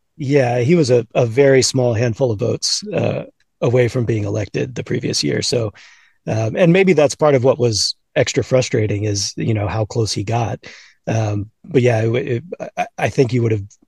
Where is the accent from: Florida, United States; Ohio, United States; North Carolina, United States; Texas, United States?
Texas, United States; Houston; I grew up in Houston, uh, an Astros fan uh, kind of late 80s and all throughout the 90s